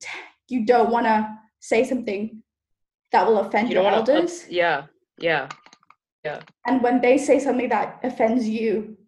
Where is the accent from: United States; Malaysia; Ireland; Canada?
Malaysia; as a Malaysian